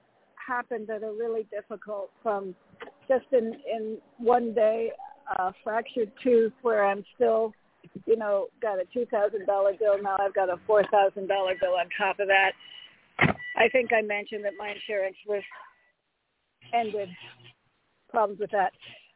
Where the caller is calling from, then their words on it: Connecticut, United States; Hi, Reverend James. … from Connecticut.